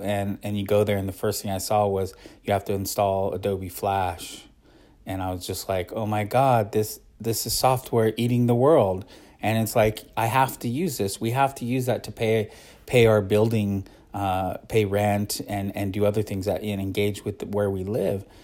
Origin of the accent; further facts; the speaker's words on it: Oregon, United States; where I grew up in Oregon